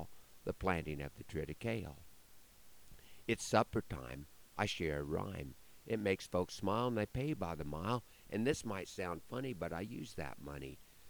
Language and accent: English; Broken Bow, Nebraska, United States; part of a show in my hometown